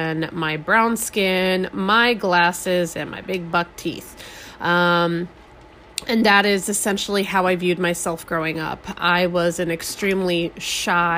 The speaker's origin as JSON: {"language": "English", "town": "Scottsdale", "region": "Arizona", "country": "United States", "tie": "born or raised there", "also_born_or_lived": "Albuquerque, New Mexico", "said": "I was born in New Mexico and raised in Scottsdale, Arizona. I moved to Scottsdale, Arizona when I was 5 years old"}